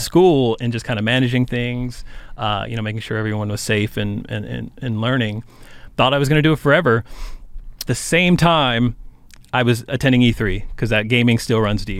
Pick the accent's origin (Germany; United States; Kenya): United States; Cheyenne, Wyoming; Cheyenne, Wyoming, which is my hometown